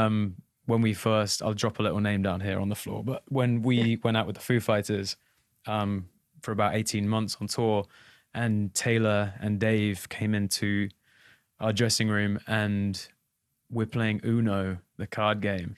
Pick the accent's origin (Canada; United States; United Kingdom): United Kingdom; England; as an English boy